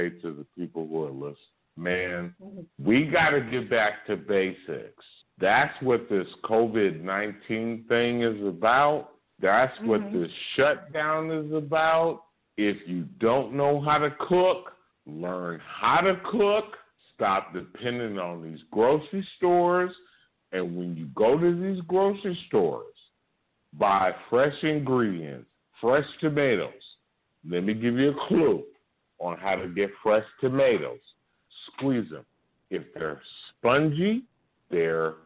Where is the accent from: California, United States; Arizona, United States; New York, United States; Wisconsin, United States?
California, United States; I'm from California.